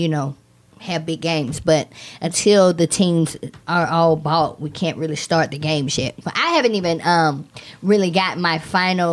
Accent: Atlanta, Georgia, United States; my hometown, Atlanta

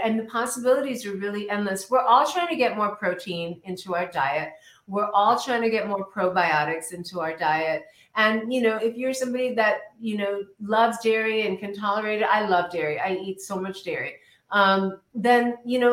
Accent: India; now in United States; I'm Indian

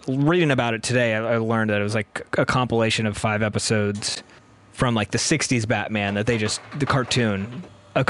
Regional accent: San Diego, California, United States; I'm from San Diego, and my oldest brother was super into comics

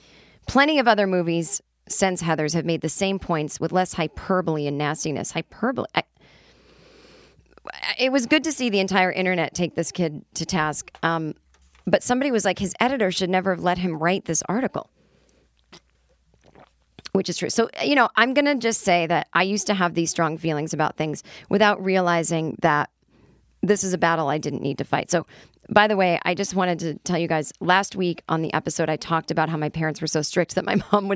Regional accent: Illinois, United States; As a kid growing up in the Chicago suburbs who often visited friends in white households

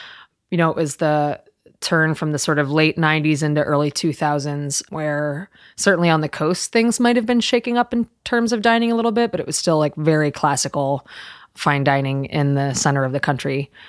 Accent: Southeastern Pennsylvania, United States; moved away as an adult; also born or lived in Milwaukee; now in New York, United States; I was raised in southeastern PA where there was no cuisine to speak

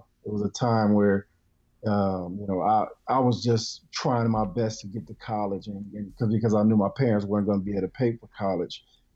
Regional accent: Peoria, Illinois, United States; moved away as an adult; I'm from a small town in central Illinois, Peoria, Illinois.

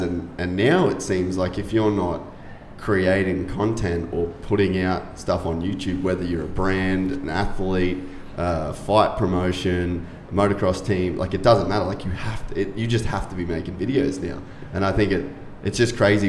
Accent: Cairns, Queensland, Australia; moved away; I'm from Cairns originally, which is like North Queensland

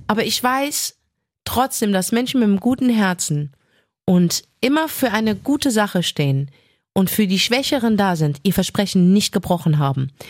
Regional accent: Germany; ich bin deutsch.

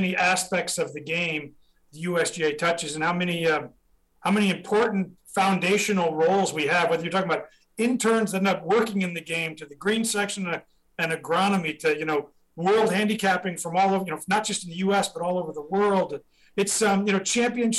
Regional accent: Midwest, United States; now in Gladstone, United States; as a Midwestern kid

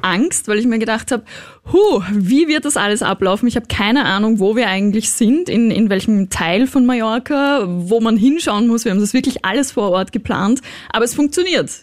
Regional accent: Austria; Bei uns in, in Österreich

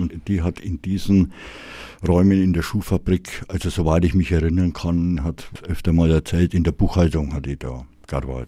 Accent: Nuremberg, Bavaria, Germany; ich bin äh, gebürtiger Mögeldorfer. Das war auch von den Großeltern mütterlicherseits haben die 1938 hat der Großvater äh, ein Häusler gebaut und, und da bin ich aufgewachsen

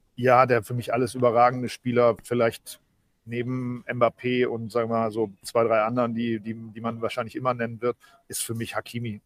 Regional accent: East Frisia, Lower Saxony, Germany; ich natürlich eher als Ostfriese

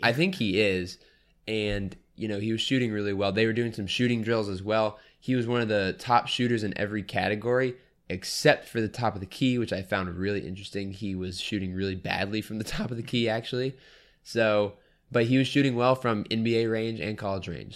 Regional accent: New Orleans, Louisiana, United States; I'm a Saints fan, I'm from New Orleans, but I'm, my family's from New Orleans

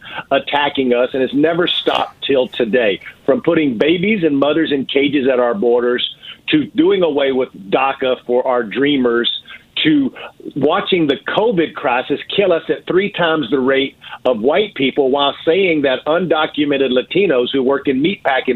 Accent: East Texas, United States; my personal story of growing up in East Texas

